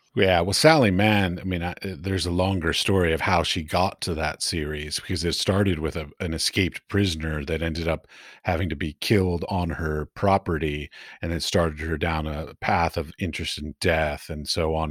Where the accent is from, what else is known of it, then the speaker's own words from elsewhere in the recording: United States; moved away as an adult; also born or lived in Middle East; now in Prague, Czech Republic; I'm from the United States